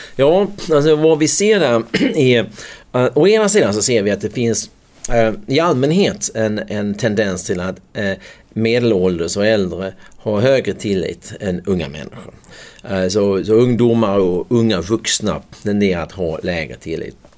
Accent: United States; also born or lived in Skåne; now in Sweden; jag förväntade mig som amerikan

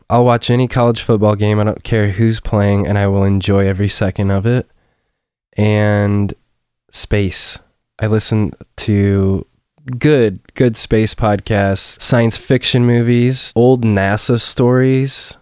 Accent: Forrest, Illinois, United States; I grew up in Forest

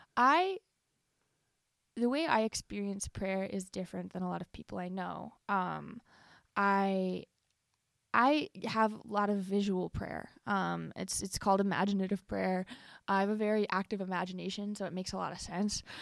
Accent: Cleveland, Ohio, United States; I was born in Cleveland, Ohio

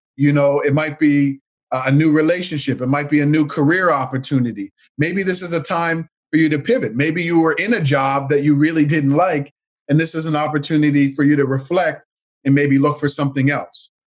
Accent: Canada; My grandparents immigrated from Jamaica to Canada back in the 1960s. And, um, you know, we grew up here in Canada.

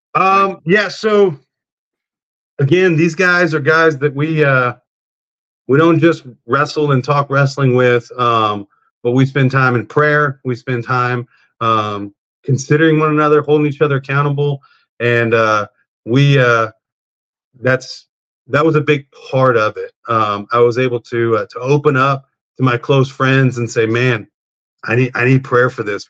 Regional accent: South Texas, United States; I grew up in South Texas about 30 miles from South Padre Island

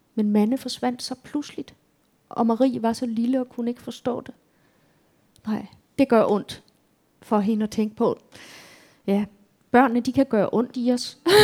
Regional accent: Tyregod, Central Denmark Region, Denmark; moved away; min barndomsby

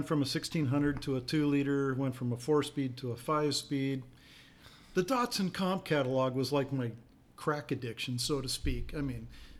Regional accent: Spokane, Washington, United States; I grew up in Spokane.

